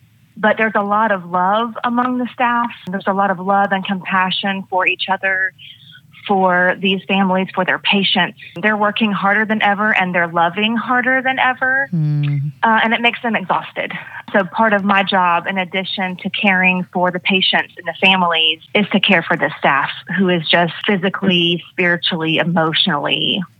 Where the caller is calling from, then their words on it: Gainesville, Georgia, United States; I am in Gainesville, Georgia, getting ready to go to work in the hospital.